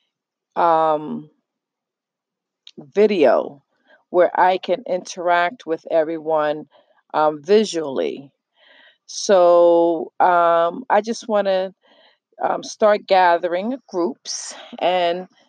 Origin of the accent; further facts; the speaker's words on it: New York City, New York, United States; now in New Jersey, United States; I am from New York. I was born and raised in the Bronx. I live in New Jersey right now